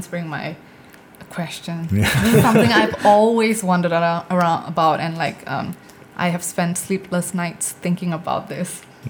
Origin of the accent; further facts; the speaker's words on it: India; I think it's also because of the things that I talk about as an Indian woman.